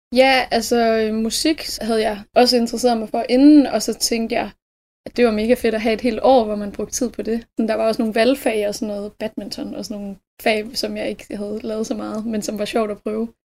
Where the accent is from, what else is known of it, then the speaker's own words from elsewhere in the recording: Skanderborg area, Central Denmark Region, Denmark; moved away as an adult; now in Aarhus, Denmark; Jeg er fra øhm, en lille by, der hedder Algen, som ligger sådan omkring ved Skanderborg-området